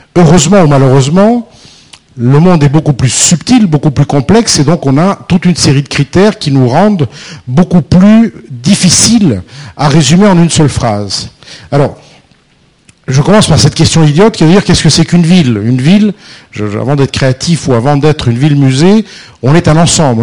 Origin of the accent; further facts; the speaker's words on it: France; nous, les Français